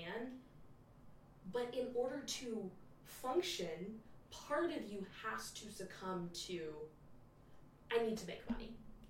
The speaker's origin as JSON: {"language": "English", "town": "Dallas", "region": "Texas", "country": "United States", "tie": "born or raised there", "said": "Just like me, born and raised in Dallas, Texas, in the Bible Belt"}